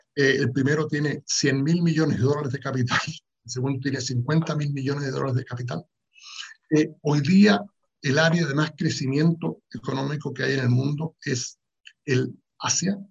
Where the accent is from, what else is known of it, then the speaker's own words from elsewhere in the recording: Chile; yo soy eh, chileno, vengo de Chile